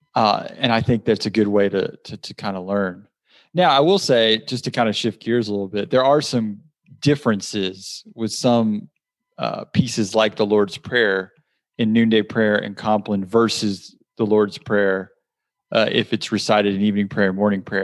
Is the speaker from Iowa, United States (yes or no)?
no; South Georgia, United States; growing up in South Georgia